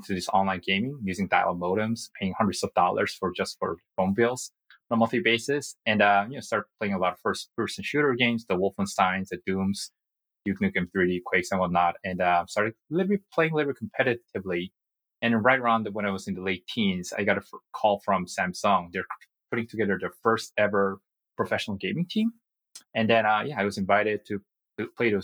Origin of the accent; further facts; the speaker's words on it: South Korea; English is a second language; moved away as an adult; also born or lived in United States; I was born and raised in Korea, and I had a fortune of being living in the States for 3 years when I was a kid